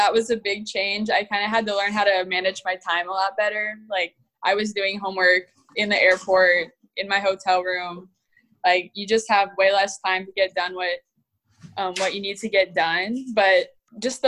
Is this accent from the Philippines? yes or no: no; Blair, Nebraska, United States; I'm from Blair, so it's like a half hour north of Omaha.